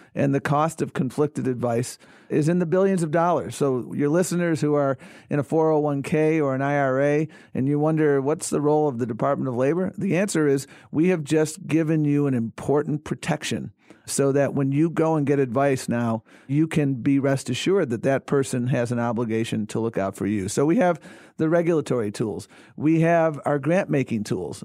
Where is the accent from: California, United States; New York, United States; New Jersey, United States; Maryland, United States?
New York, United States; Buffalo; moved away; I grew up in Buffalo, New York